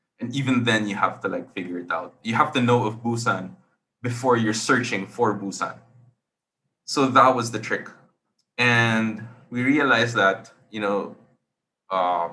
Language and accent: English; Philippines; I'm from the Philippines